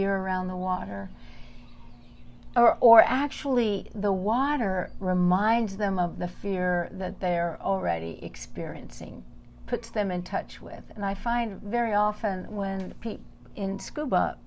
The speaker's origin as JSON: {"language": "English", "region": "Southern California", "country": "United States", "tie": "born or raised there", "moved": "as an adult", "lives_now": "Big Island, Hawaii, United States", "said": "I grew up in Southern California and was passionate about the ocean"}